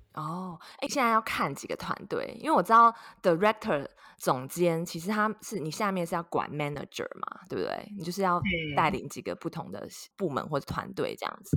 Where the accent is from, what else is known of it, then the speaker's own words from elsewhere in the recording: Taiwan; now in United States; 跟我一样是土生土长的台湾人